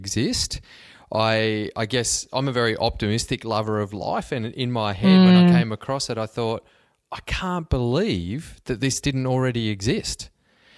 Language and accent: English; Cobar, New South Wales, Australia; moved away; I grew up in Western New South Wales in Cobar